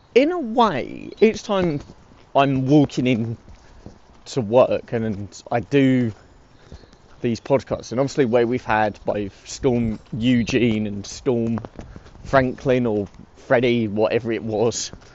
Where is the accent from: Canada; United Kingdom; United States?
United Kingdom; my home country of the UK